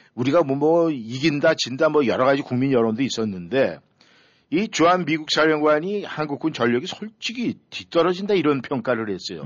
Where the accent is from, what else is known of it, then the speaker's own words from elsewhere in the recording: South Korea; 저도 한국 사람 입장에서